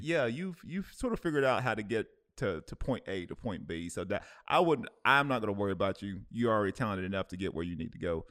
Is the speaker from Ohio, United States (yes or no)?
yes; Cleveland, Ohio, United States; moved away; my hometown, uh, in, in Cleveland